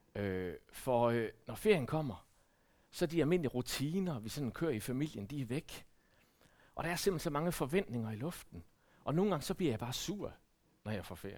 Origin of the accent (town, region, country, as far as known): Denmark